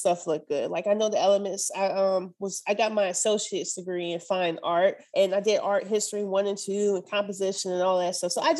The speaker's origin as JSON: {"language": "English", "region": "Michigan", "country": "United States", "moved": "yes", "lives_now": "Nashville, United States", "said": "Right now I'm in Nashville, but I'm from Michigan."}